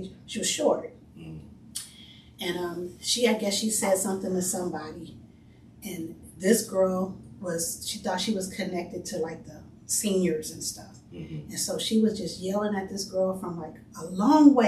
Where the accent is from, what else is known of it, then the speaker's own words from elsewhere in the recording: Los Angeles, California, United States; I grew up on 95th Street between Hoover and Figueroa. So South LA, but mostly close to Watts